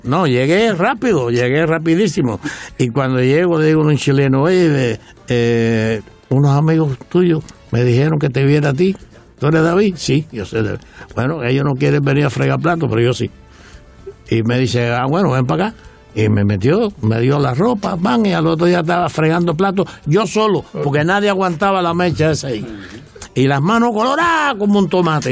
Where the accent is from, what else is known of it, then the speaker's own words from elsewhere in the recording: Güines, Mayabeque, Cuba; moved away as an adult; now in Miami, United States; yo soy de Winner